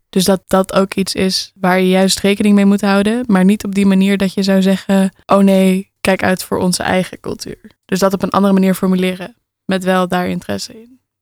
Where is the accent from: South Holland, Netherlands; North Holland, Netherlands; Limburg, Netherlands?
North Holland, Netherlands; Alkmaar; Ik ben opgegroeid in een flat in Alkmaar